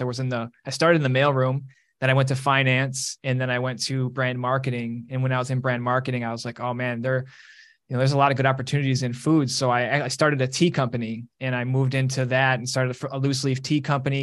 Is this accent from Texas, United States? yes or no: no; Detroit, Michigan, United States; moved away as an adult; also born or lived in East Lansing, Michigan / Los Angeles, California / Pasadena, California; I grew up in Detroit